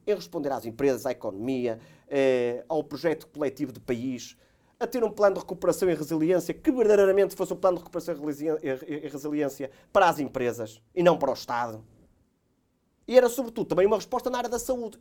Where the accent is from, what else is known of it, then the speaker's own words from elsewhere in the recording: Portugal; Eu, enquanto português